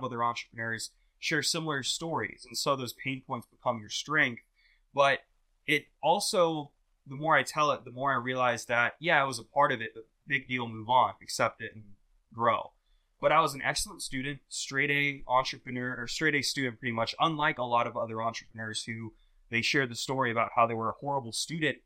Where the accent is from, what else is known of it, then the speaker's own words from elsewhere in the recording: Jacksonville, Florida, United States; I'm originally born and raised in Jacksonville, Florida